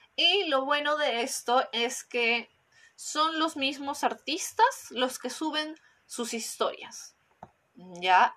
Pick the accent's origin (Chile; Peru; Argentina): Peru; en mi país, cuando en Perú